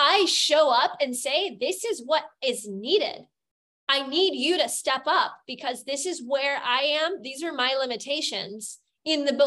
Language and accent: English; United States; now in Germany; I'm an American